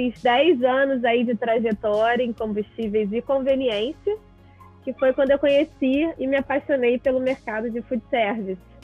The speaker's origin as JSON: {"language": "Portuguese", "region": "Rio de Janeiro", "country": "Brazil", "said": "meu pai é um microempresário aqui no, no Rio de Janeiro, eu sou carioca."}